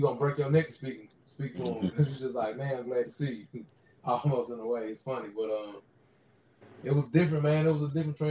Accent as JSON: {"language": "English", "region": "Tennessee", "country": "United States", "also_born_or_lived": "Mississippi", "moved": "as an adult", "lives_now": "California, United States", "said": "I'm from Tennessee, so Tennessee, and then I also have Mississippi roots too"}